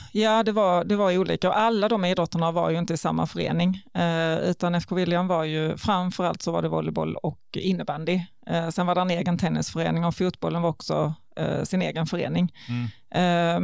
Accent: Ljungbyhed, Skåne, Sweden; also born or lived in Karlskrona / Ängelholm; jag är faktiskt född i Karlskrona, men flyttade till Ljungbyhed när jag var ett och där har jag gått hela grundskolan och växte ju bokstavligen upp i Ljungbyheds idrottshall

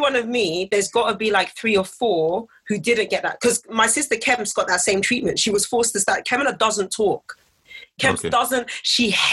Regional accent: England, United Kingdom; I was born and raised in England

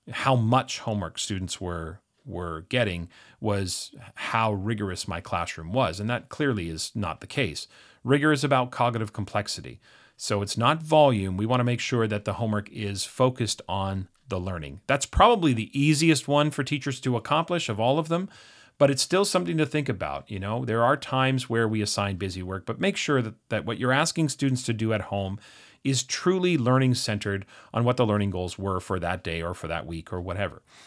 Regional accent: Canada; being Canadian

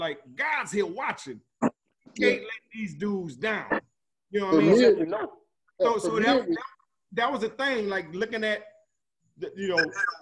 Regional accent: New Orleans, Louisiana, United States; moved away as an adult; also born or lived in Miami; I'm from New Orleans.

